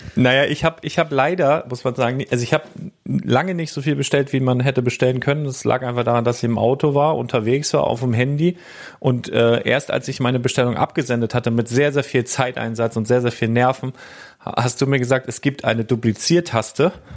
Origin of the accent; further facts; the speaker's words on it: Germany; ich komme aus Deutschland